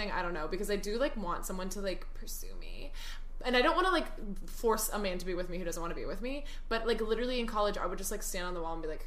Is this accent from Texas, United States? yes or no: yes; Dallas, Texas, United States; so I'm from Dallas, Texas, and if you're in the Christian community, you know Watermark Church.